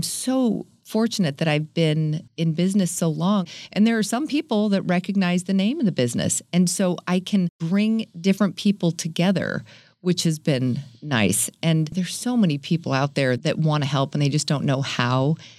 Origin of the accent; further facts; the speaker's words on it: San Diego, California, United States; Nope. I was born in Northern California. Came here when I was 10, though. So I'm going to call myself a kind of a native.